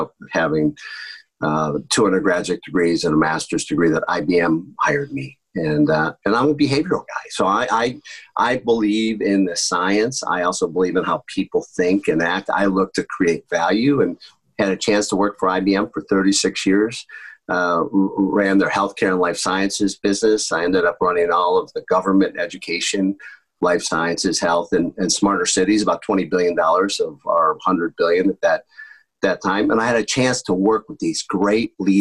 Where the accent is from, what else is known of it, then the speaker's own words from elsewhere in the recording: Fairport, New York, United States; I grew up just outside of Rochester, New York, in a small town called Fairport, New York